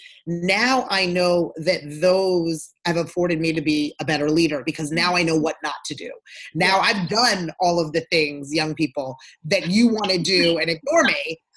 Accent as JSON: {"language": "English", "town": "Freetown", "region": "Western Area", "country": "Sierra Leone", "tie": "born or raised there", "moved": "yes", "said": "I'm from Sierra Leone, West Africa. That's where I was born. And that's where my family's from. Yes. And so, I was born in Freetown."}